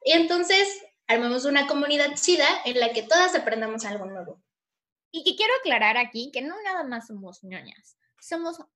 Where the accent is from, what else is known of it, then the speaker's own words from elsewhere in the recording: Yucatán, Mexico; eh, soy de Yucatán, soy mm, de sangre maya y tengo 25 años